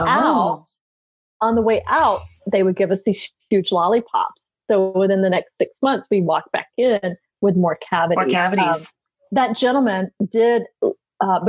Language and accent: English; Okefenokee Swamp, Georgia, United States; moved away; also born or lived in Atlanta, Georgia / San Juan Islands, Washington; I grew up in the Okefenokee Swamp, which is on the Georgia-Florida line